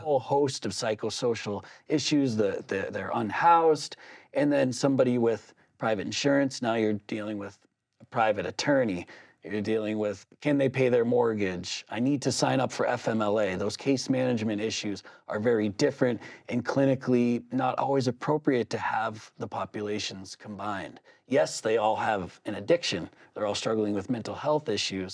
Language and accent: English; Southern New Hampshire, United States; growing up in Southern New Hampshire